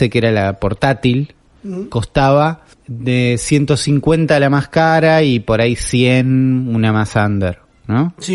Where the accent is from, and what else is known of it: Argentina